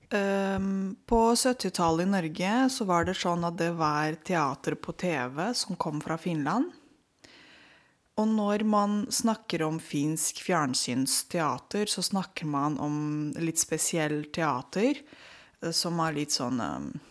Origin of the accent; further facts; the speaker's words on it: Romania; Norwegian is a second language; now in Norway; jeg er født og oppvokst i Romania på 80-tallet.